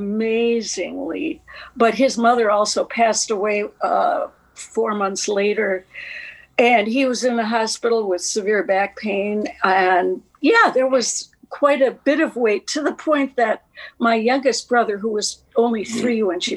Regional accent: West Allis, Wisconsin, United States; I grew up in West Allis, Wisconsin

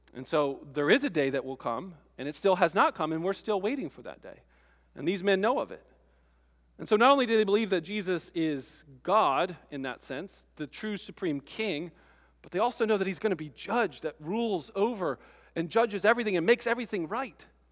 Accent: East Coast, United States; moved away; I grew up on the East Coast

